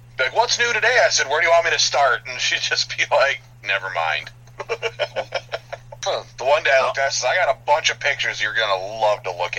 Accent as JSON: {"language": "English", "region": "Upper Peninsula of Michigan", "country": "United States", "said": "I'm hailing from Upper Peninsula of Michigan"}